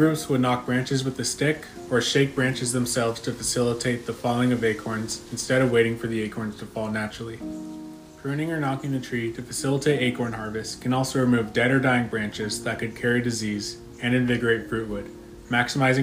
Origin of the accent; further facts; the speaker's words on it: California, United States; my home state of California